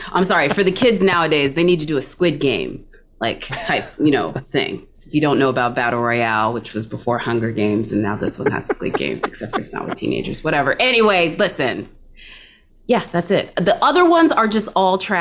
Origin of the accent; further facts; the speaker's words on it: Texas, United States; as a Texan